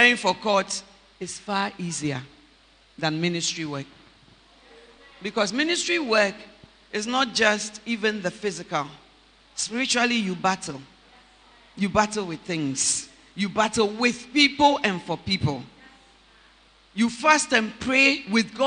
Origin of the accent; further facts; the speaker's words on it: Takoradi, Western Region, Ghana; moved away; also born or lived in Accra; I'm born, bred, and battered in Takoradi